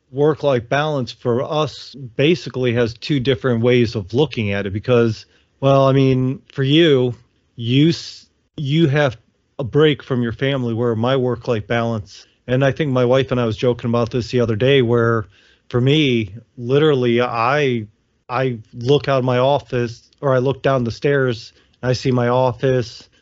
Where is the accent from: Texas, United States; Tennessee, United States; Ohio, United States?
Ohio, United States; moved away; I grew up in in Ohio